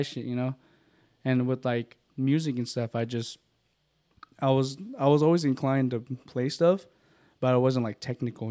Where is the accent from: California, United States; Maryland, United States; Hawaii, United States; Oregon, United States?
California, United States; Stockton; I'm from Stockton, California